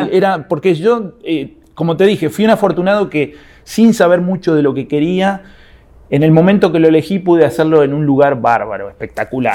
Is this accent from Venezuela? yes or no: no; Argentina; soy argentino